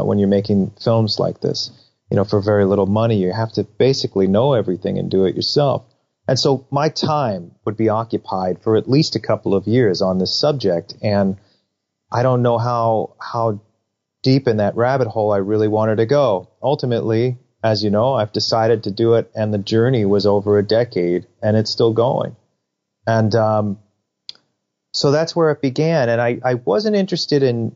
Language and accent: English; New York, United States; I grew up in New York